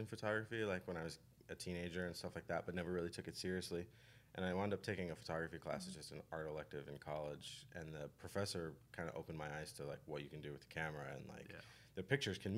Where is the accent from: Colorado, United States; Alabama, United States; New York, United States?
Colorado, United States; Denver; I grew up in Denver, so I went to college in Denver